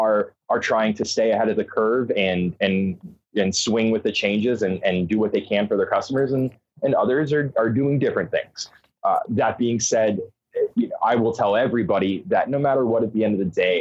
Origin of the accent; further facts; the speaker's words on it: Arizona, United States; moved away as an adult; now in Oregon, United States; I'm originally from Arizona. I moved up to Oregon, sight unseen, about 5 years ago